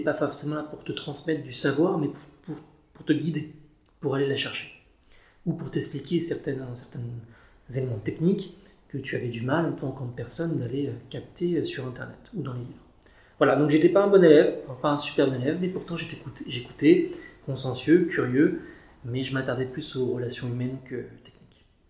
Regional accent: Paris, Île-de-France, France; je suis un Parisien de souche. J'ai plutôt grandi dans l'Est l'Est parisien, dans le 19e arrondissement plus précisément.

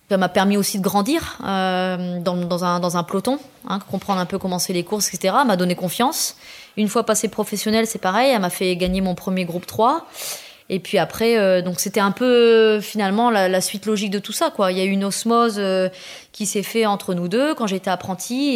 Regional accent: Pas-de-Calais, Hauts-de-France, France; now in Rouvroy-en-Santerre, France; Je suis native du, du Pas-de-Calais

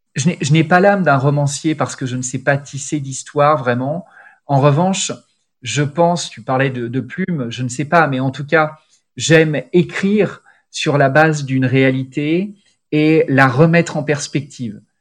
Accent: Lyon, Auvergne-Rhône-Alpes, France; moved away; also born or lived in Milan; je suis lyonnais, donc j'allais à Gerland

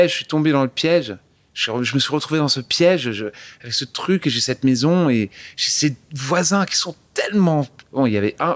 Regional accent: France; accent: French; J'ai un accent français

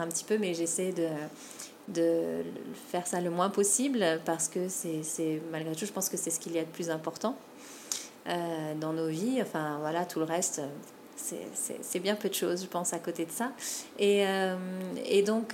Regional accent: French Polynesia; also born or lived in Metropolitan France; j'ai grandi à Tahiti

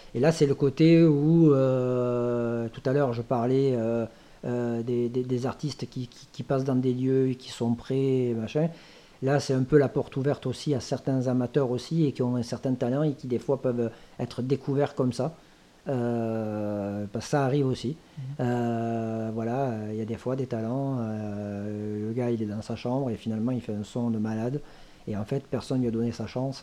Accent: Thuir, Occitania, France; mon village natal maintenant qui s'appelle Tuir

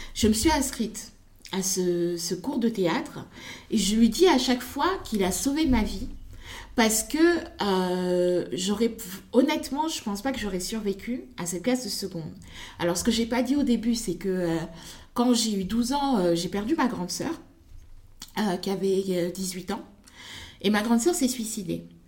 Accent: Senegal; moved away; also born or lived in Congo; je suis née, j'ai grandi au Sénégal

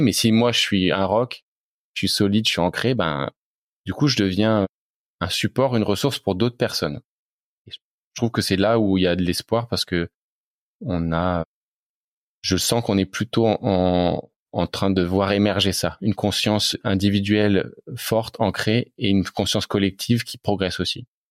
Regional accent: Reims, Grand Est, France; j'ai l'impression d'avoir été imprégné depuis l'enfance hein, par mes parents qui, euh, alors c'était dans les années 90, cherchaient à construire une maison en bois dans la région où on était, en Champagne-Ardenne. On est de Reims.

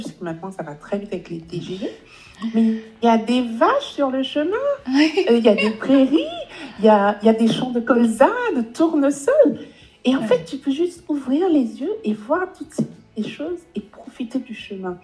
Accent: Guadeloupe; moved away as an adult; now in Paris, France; j'ai grandi aux Antilles, je suis antillaise, j'ai grandi en Guadeloupe

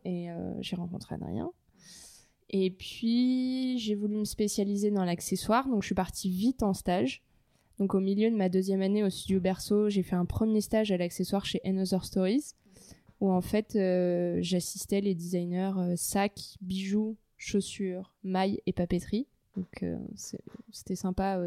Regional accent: Paris, Île-de-France, France; je suis née à Paris j'ai grandi à Paris, donc 100% parisienne pure souche

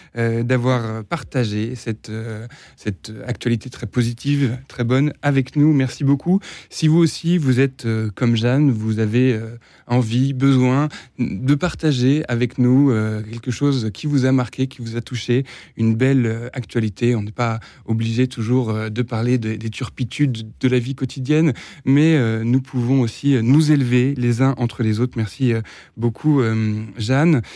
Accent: France; nous, en tant que Français

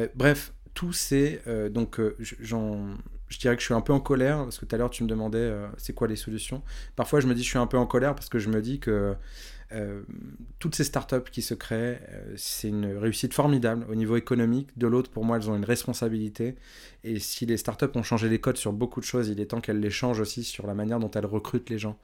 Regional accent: Évry-Courcouronnes, Île-de-France, France; je viens d'Evry Courcouronne.

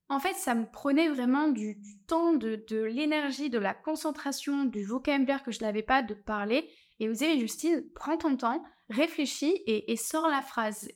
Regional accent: France; accent: French; moved away; avoir mon accent français

